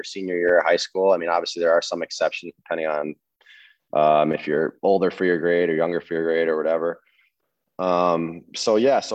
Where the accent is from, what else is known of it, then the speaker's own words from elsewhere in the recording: New Jersey, United States; I'm from New Jersey